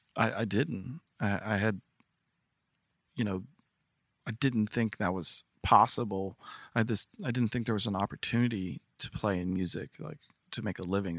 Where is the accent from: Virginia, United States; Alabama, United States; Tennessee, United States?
Virginia, United States; Newport News; moved away; Newport News, Virginia